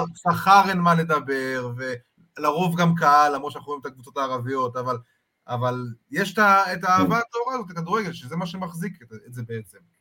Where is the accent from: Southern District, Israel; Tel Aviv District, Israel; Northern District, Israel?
Tel Aviv District, Israel; Holon; אני גדלתי בצפרירים